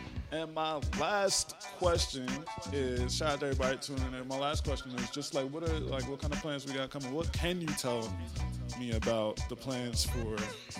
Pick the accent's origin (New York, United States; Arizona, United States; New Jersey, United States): New Jersey, United States; Trenton; I'm also from Jersey, Trenton